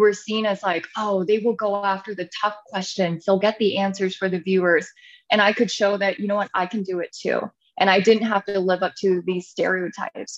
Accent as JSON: {"language": "English", "town": "Santa Rosa", "region": "California", "country": "United States", "tie": "born or raised there", "also_born_or_lived": "Los Angeles, California", "said": "I grew up in California, Northern Bay Area in Santa Rosa."}